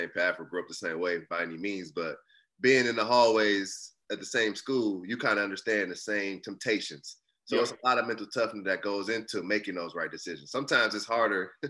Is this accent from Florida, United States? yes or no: no; Fort Wayne, Indiana, United States; in Fort Wayne where I grew up.